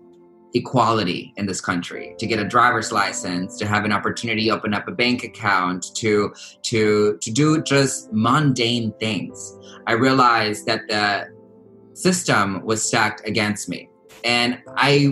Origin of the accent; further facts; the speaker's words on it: United States; also born or lived in Texas; Folks like me who came to this country at the age of 3 years old, I've grown up watching baseball games, eating hot dogs, pledging allegiance to the flag, singing the Star Spangled Banner